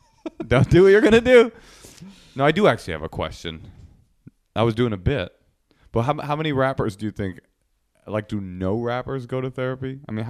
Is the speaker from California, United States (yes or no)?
yes; Oakland, California, United States